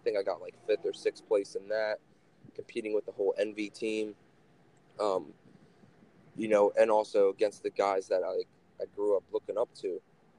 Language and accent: English; Levittown, Pennsylvania, United States; I'm from fucking Levittown.